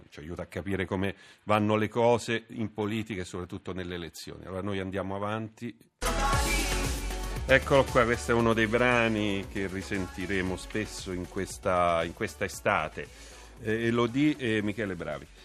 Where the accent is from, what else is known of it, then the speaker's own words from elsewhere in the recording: Umbria, Italy; Io sono umbro, non, non, mi sfugge quello che è successo a Terni